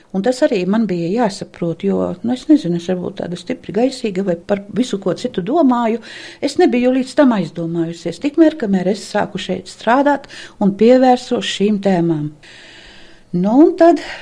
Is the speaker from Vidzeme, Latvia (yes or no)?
yes; Ziemeri parish, Malēnija, Vidzeme, Latvia; accent: Malēnian; also born or lived in Riga; Ziemera pagasta krieviņu pusmuižā, un mūsu mājas par priedniekiem sauca. Tur es esmu dzimusi.